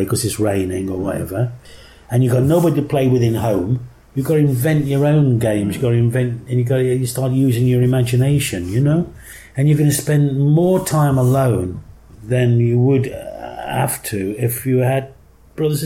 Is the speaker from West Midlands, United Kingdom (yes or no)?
yes; Lye, West Midlands, United Kingdom; accent: Black Country; also born or lived in Birmingham; I grew up in the Black Country, which was like 10 miles to the southwest of Birmingham, where I lived in a town called Lye, which was real thoroughbred Black Country